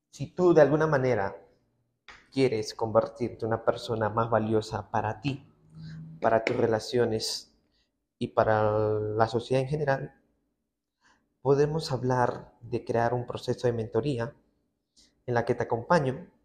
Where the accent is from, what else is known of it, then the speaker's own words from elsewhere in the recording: Peru; como buen peruano que soy, me encanta el picantito de todo esto.